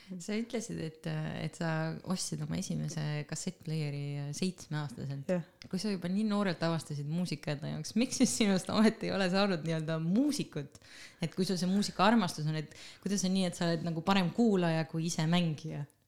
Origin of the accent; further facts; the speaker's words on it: Supilinn, Tartu County, Estonia; minu lapsepõlveradadel, kust mina pärit olen